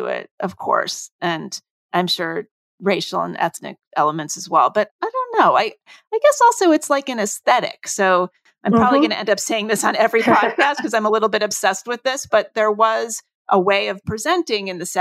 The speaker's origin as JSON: {"language": "English", "region": "New Jersey", "country": "United States", "tie": "born or raised there", "said": "I grew up mainly in New Jersey, in suburban New Jersey"}